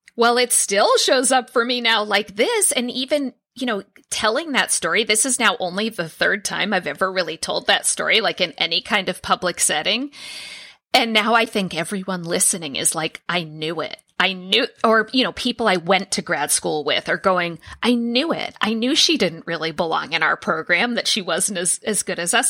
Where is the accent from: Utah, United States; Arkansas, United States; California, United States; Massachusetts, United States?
Massachusetts, United States; Boston; moved away as an adult; also born or lived in San Diego; I applied to Boston University for my PhD program, and I'm from Boston. I was living in San Diego at the time.